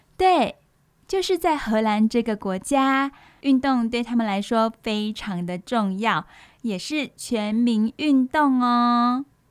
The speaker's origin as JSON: {"language": "Chinese", "country": "Taiwan", "said": "我们台湾人"}